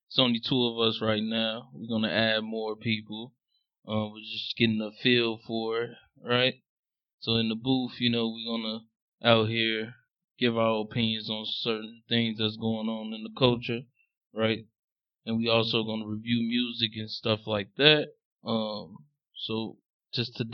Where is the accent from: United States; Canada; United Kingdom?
United States; Chicago, Illinois; I'm from Chicago, Southside, and the way I grew up listening to music